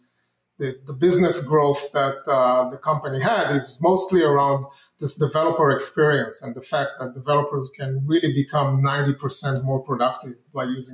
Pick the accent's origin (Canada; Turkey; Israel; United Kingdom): Israel; moved away as an adult; now in United States; I'm originally from Israel. I moved to the U.S.